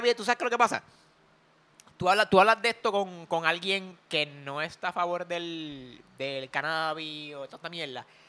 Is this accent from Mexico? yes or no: no; Puerto Rico; como los boricuas